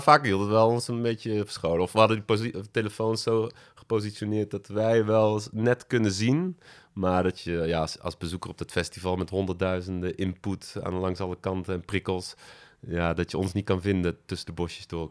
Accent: Berg, North Brabant, Netherlands; born or raised there; moved away as an adult; also born or lived in Utrecht

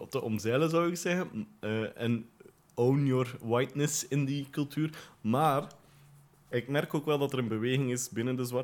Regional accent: West Flanders, Belgium; vroeger heb ik ook het inwoord gezegd toen ik 16 was of zo. Want ik kom uit West-Vlaanderen.

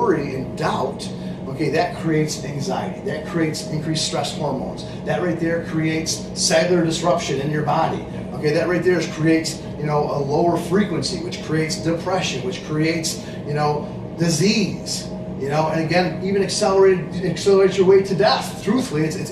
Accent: Lowville, New York, United States; I was born up in Lowellville, New York

